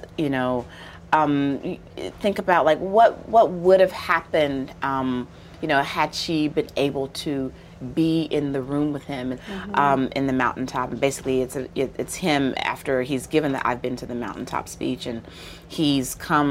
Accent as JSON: {"language": "English", "town": "Memphis", "region": "Tennessee", "country": "United States", "tie": "born or raised there", "said": "From Memphis, born and raised"}